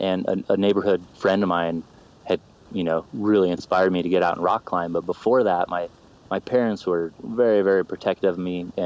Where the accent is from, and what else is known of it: Orem, Utah, United States; born or raised there; also born or lived in Salt Lake City, Utah